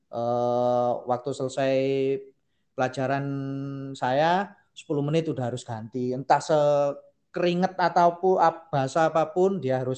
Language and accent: Indonesian; Sumatra, Indonesia; aja pak lah wong saya orang Sumatera gimana